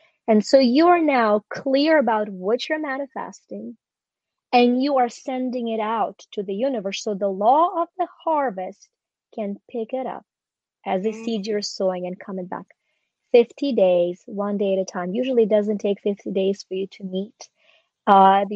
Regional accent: Ukraine; moved away; I was born in Ukraine when it was still a part of the Soviet Union

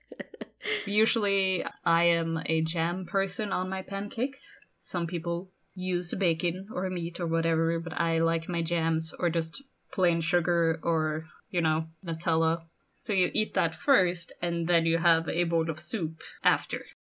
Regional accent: Norway; I am from Norway

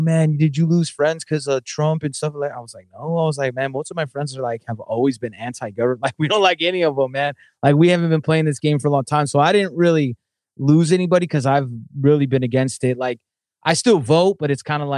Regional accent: Southern California, United States; I grew up in Southern California

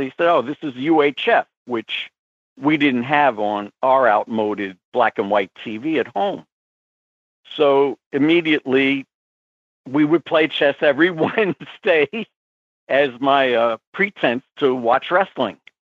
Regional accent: New York City, New York, United States; Well, I've grown up in Queens, New York.

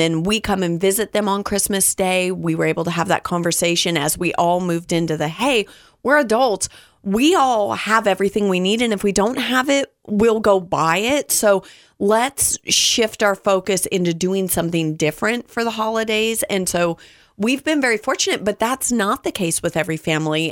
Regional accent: Southern California, United States; I preface this from, from Southern California

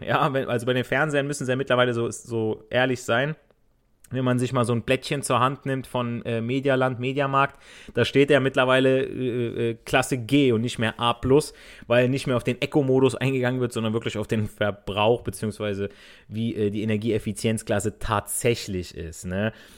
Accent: Italy; now in Germany; ich als Italiener

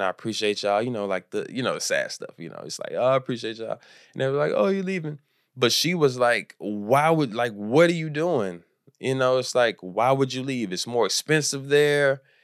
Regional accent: Houston, Texas, United States; moved away as an adult; now in Los Angeles, United States; I'm from Houston, and I moved to Los Angeles

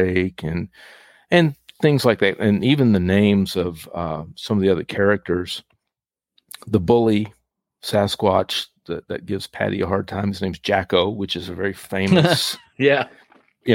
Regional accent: East Texas, United States; when I was growing up in East Texas in the Piney Woods area

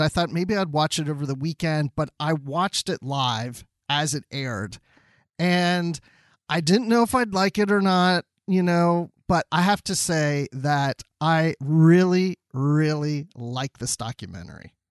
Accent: Maryland, United States; growing up in Maryland as a kid

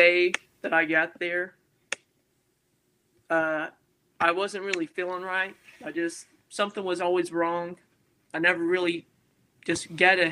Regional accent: Texas, United States; also born or lived in Amarillo, Texas / Houston, Texas; I'm from Amarillo, Texas. It's just where I was born. I spent a lot of time down in East Texas. That's where my grandparents primarily lived. And then whenever I was about 10 or 12, I had to move down to Houston for medical issues

